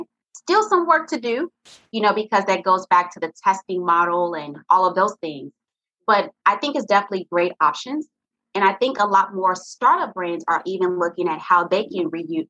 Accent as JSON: {"language": "English", "town": "Little Rock", "region": "Arkansas", "country": "United States", "moved": "yes", "lives_now": "Atlanta, United States", "said": "I'm originally from Little Rock, Arkansas, but I've been paying taxes here in Atlanta, Georgia for 16 years."}